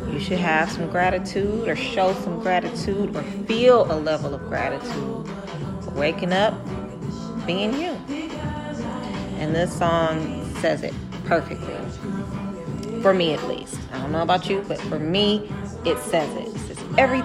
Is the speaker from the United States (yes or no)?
yes; Detroit, Michigan, United States; I'm from Detroit